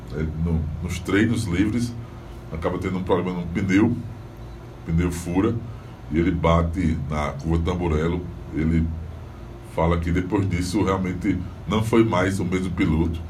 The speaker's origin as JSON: {"language": "Portuguese", "region": "Northeast Brazil", "country": "Brazil", "said": "a gente chama aqui no Nordeste"}